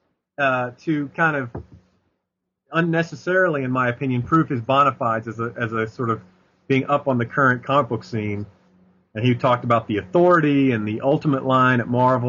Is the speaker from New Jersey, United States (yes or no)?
no; Nashville, Tennessee, United States; I grew up in Nashville, Tennessee